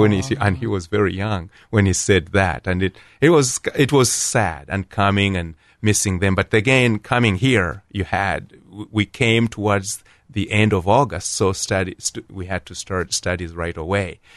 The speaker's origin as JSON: {"language": "English", "town": "Kampala", "region": "Central Region", "country": "Uganda", "tie": "born or raised there", "also_born_or_lived": "Columbus, Ohio", "moved": "as an adult", "lives_now": "Canal Winchester, United States", "said": "I was born in Uganda, at Kampala, Uganda, and I was one of, uh, eight, uh, and, uh, my father and mother Catholic, and, uh, four brothers and three sisters, and we all, uh, grew up there"}